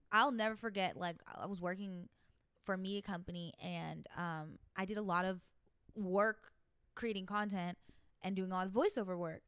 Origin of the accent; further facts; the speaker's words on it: New York, United States; accent: New York; my New York accent